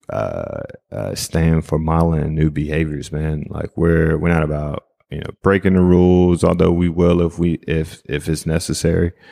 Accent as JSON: {"language": "English", "region": "East Coast", "country": "United States", "said": "And I'm from the East Coast, right? So like we do things very differently."}